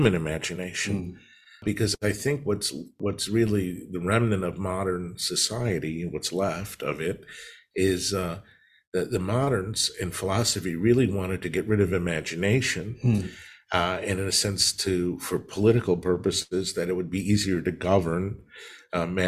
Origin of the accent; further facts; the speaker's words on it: Des Plaines, Illinois, United States; moved away as an adult; also born or lived in Park Ridge, Illinois; now in Fort Worth, United States; I was born in Park Ridge, Illinois, but I was raised on the other side of the interstate in Des Plaines, Illinois